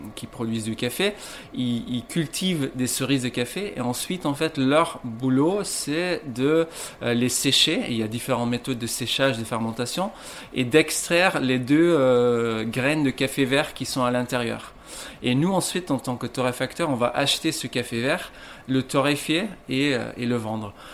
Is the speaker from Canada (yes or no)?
no; Ghent, Flanders, Belgium; moved away as an adult; now in Lille, France; je viens de Gand en Belgique